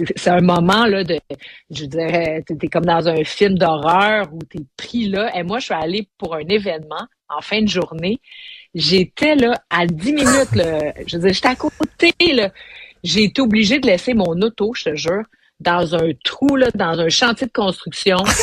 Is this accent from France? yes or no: no; Montreal, Quebec, Canada; on est Montréalais